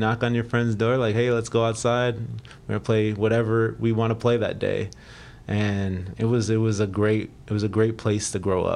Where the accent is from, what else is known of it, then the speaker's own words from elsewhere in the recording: Cleveland, Ohio, United States; moved away as an adult; also born or lived in Phoenix / Seattle; Born and raised in Cleveland, Ohio